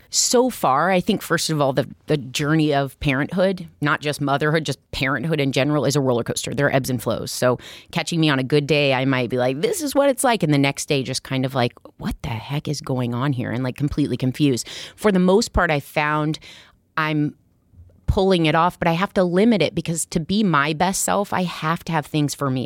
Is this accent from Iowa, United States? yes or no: yes; Iowa, United States; now in Brooklyn, United States; I'm from Iowa originally